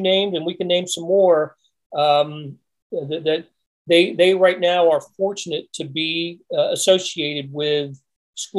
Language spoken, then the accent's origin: English; North Carolina, United States; moved away as an adult; also born or lived in Raleigh, North Carolina / Pennsylvania; now in Kansas City, United States; both of us grew up in North Carolina, and I'm from Pennsylvania, and she lived in other places, we consider Kansas City our home